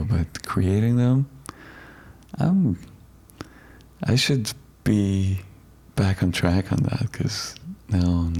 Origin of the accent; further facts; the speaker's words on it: Iran; moved away as an adult; Oh, I'm from Iran.